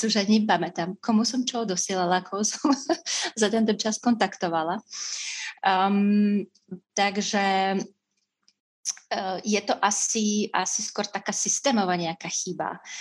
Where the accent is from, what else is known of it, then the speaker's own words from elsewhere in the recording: Russia; Slovak is a second language; moved away as an adult; now in Slovakia; som z Ruska